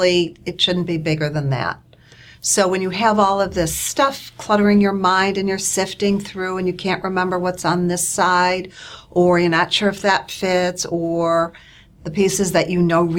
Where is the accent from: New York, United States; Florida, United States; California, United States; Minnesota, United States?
New York, United States; Buffalo; moved away as an adult; I grew up in Buffalo, and my dad was a fan of always looking proper